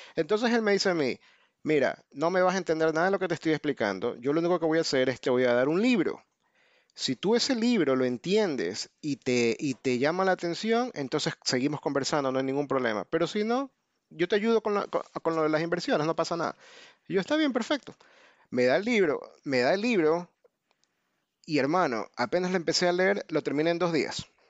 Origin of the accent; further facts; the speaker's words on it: Ecuador; moved away as an adult; now in United States; soy de Ecuador, pero vivo en Estados Unidos desde el 2001.